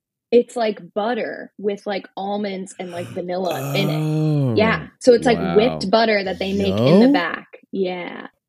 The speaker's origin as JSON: {"language": "English", "region": "North Carolina", "country": "United States", "also_born_or_lived": "Cary, North Carolina / Greensboro, North Carolina", "said": "I'm from North Carolina"}